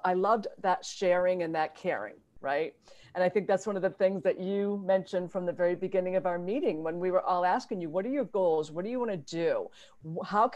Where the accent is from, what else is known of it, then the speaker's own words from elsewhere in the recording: Mendon, Massachusetts, United States; I grew up in Mendon, Massachusetts